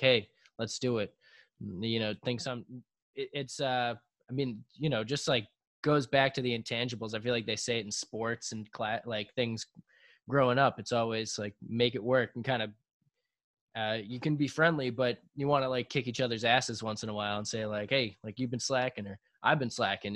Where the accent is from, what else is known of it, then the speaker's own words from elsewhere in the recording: South Shore, south of Boston, Massachusetts, United States; we're from South Shore, south of Boston